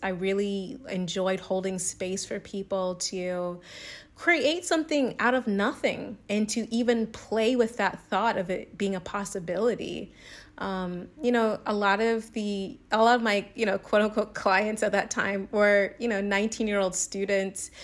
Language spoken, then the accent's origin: English; the South, United States; moved away; I'm from the South